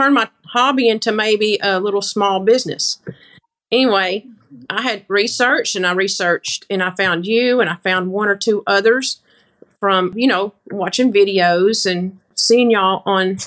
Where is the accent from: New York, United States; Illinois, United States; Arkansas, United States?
Arkansas, United States; Grapevine; I'm from Grapevine, Arkansas. It's just a little small farm community. I live on a farm.